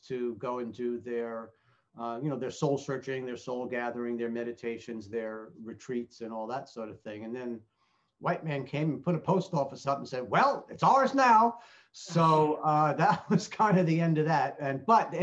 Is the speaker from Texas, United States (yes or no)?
no; New York, United States; also born or lived in Arizona / Sedona / Hawaii; now in Naples, United States; growing up in New York